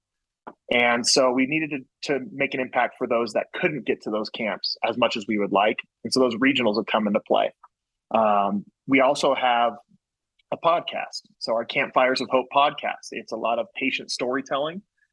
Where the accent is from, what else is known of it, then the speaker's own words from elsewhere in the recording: Colorado, United States; I'm a guy from Colorado